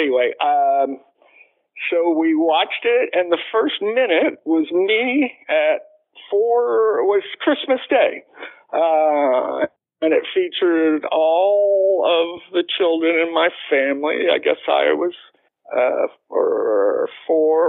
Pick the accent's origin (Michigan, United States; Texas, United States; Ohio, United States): Texas, United States; Fort Worth; I came from Southwest High